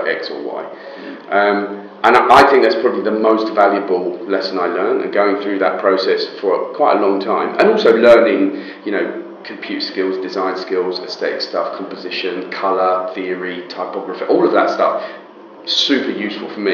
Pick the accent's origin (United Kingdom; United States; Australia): United Kingdom; also born or lived in Israel; But I left there when I was about 3 years old and moved to the UK.